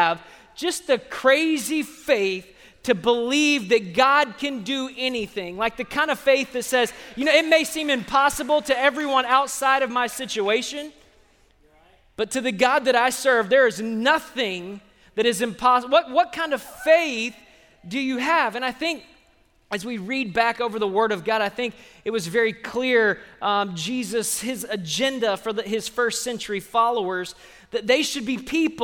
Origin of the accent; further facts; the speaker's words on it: Austin, Texas, United States; people that I grew up with in Sunday school 30 years ago